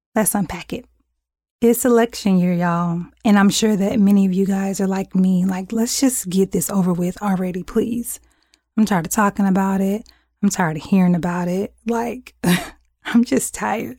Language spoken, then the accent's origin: English; United States; we are just as American